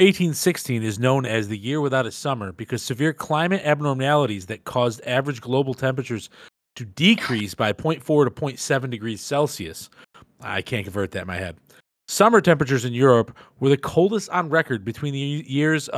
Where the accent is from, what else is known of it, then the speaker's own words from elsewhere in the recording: Syracuse, New York, United States; I am from Central New York, Syracuse area, with Canastota, the area, the region that Gunnar and I are speaking